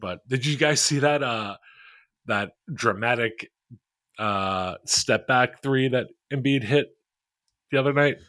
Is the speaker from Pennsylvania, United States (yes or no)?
yes; Philadelphia, Pennsylvania, United States; I am in a Philly group chat with a, a bunch of people I grew up with in Philly